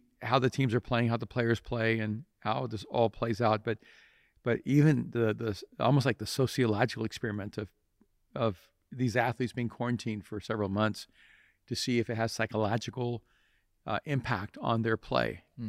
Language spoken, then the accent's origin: English; El Salvador; which I grew up in El Salvador.